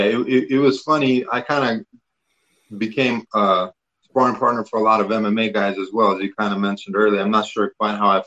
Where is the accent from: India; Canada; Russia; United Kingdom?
Russia; now in United States; growing up in Russia, especially, you know, we didn't get a lot of international guys